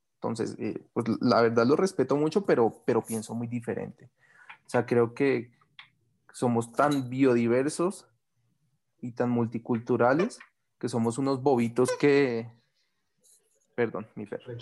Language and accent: Spanish; Bogotá, Colombia; nací en Bogotá, pero mis papás son de Santander, norte de Santander